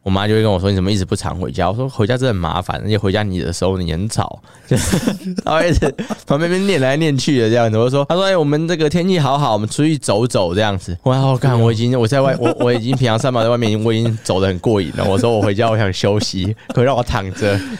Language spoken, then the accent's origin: Chinese; Taoyuan, Taiwan; now in Taipei, Taiwan; 我老家在桃园，这样说我老家桃园麻烦，就因为我家住有点像是。就是有点偏，有点偏僻啊，有点乡下的地方，所以我我从我台北这边要回去桃园老家